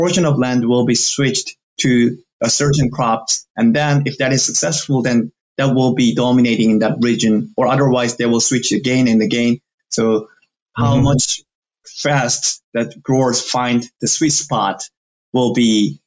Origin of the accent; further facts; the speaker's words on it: South Korea; now in United States; I'm from South Korea